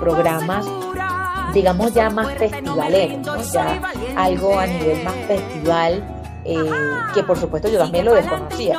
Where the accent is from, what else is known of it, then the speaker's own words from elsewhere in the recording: Guárico, Venezuela; moved away as an adult; also born or lived in Valle de la Pascua / Caracas; soy guariqueña, yo nací en Valle de la Pascua, me crié entre Calabozo y El Sombrero